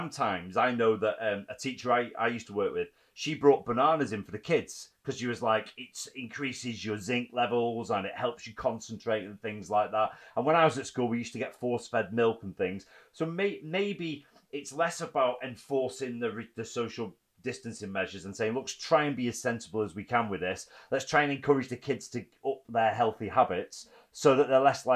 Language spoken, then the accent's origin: English; Preston, North West England, United Kingdom; I grew up in Preston myself in a similar house to the red brick.